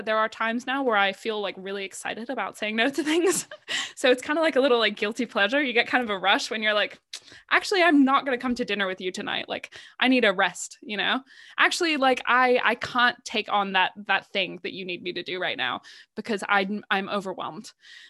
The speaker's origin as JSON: {"language": "English", "country": "United Kingdom", "said": "because at the heart of it all, I am British."}